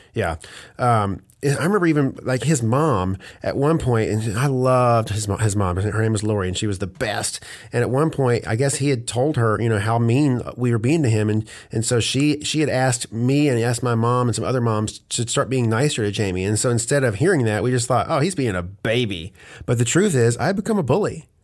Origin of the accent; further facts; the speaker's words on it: Hope, Arkansas, United States; moved away as an adult; also born or lived in Oklahoma / Conway, Arkansas; now in Atlanta, United States; I was born in Oklahoma and then my parents moved, uh, to Hope, Arkansas, and when I was like two. And so I went to all through my, you know, all through school there